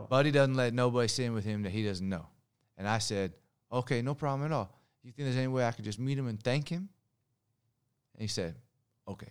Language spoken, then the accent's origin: English; Long Beach, California, United States; Long Beach, California.